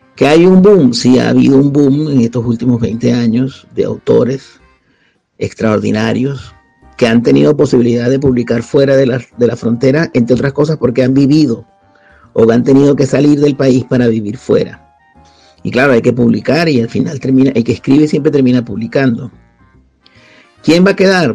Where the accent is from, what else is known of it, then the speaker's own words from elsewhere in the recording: Venezuela; moved away as an adult; now in Spain; yo salí de Venezuela cuando todavía no había comenzado el proceso chavista. Salí con una beca